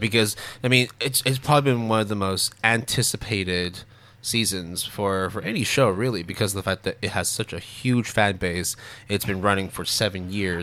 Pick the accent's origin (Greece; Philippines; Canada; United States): Canada; growing up in Canada